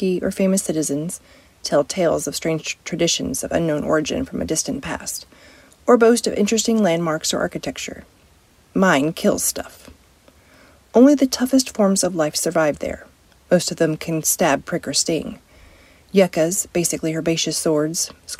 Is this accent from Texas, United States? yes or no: yes; West Texas, United States; Growing up, the west wind would blow tumbleweeds up to the front door of our house